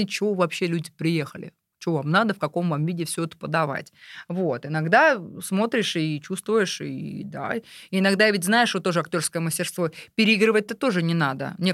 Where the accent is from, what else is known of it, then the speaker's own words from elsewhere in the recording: Uglich, Yaroslavl Oblast, Russia; Вот у меня, я везде в каждом городе говорю, а у нас в Угличе.